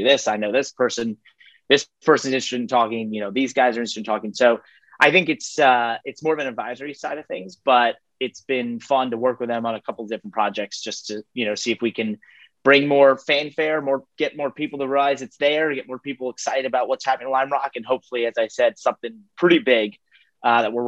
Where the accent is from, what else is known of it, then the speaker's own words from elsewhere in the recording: Connecticut, United States; my home state of Connecticut